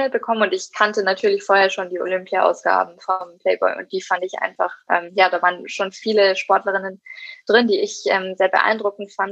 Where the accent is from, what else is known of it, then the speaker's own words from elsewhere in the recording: Erlangen, Bavaria, Germany; in meiner Heimatstadt in Erlangen und auch hier in Nürnberg zum Beispiel